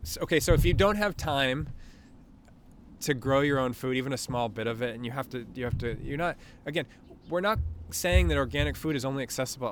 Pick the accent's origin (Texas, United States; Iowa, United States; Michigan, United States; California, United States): California, United States; Newport Beach; I grew up in Newport.